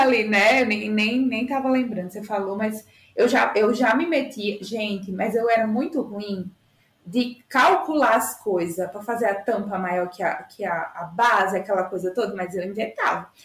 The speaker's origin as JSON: {"language": "Portuguese", "town": "Itajá", "region": "Rio Grande do Norte", "country": "Brazil", "also_born_or_lived": "Natal, Brazil", "moved": "as an adult", "lives_now": "São Paulo, Brazil", "said": "eu sou de Itajá, Rio Grande do Norte"}